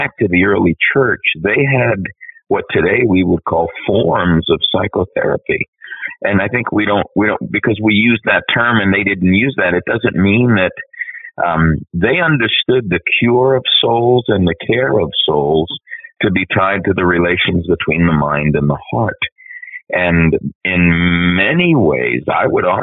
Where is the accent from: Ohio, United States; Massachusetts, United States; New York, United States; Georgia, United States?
New York, United States; as an Italian growing up in New York, we New York Italians wrote the book on dysfunction